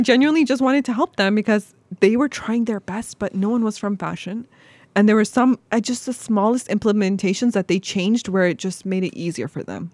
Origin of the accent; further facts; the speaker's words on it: Toronto, Ontario, Canada; moved away as an adult; now in Cleveland, United States; as a Canadian